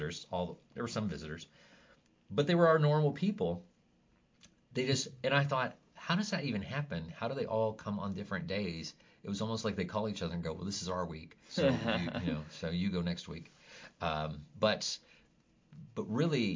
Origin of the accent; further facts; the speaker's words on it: Kentucky, United States; I grew up in Kentucky